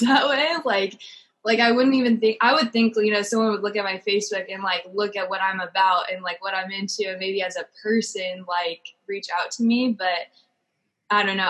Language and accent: English; Orange County, California, United States; also born or lived in Oregon; I'm from Orange County, California